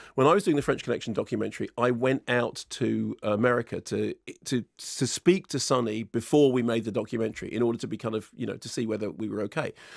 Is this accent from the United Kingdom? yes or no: yes; United Kingdom; I'm British